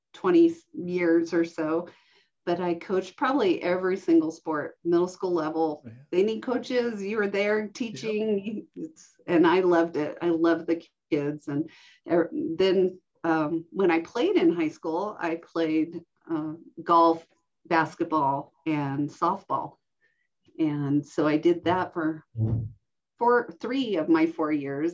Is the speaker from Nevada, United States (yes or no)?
yes; Reno, Nevada, United States; we settled in the Reno Sparks area. And I grew up in Washoe County, going to um, elementary, middle, and high school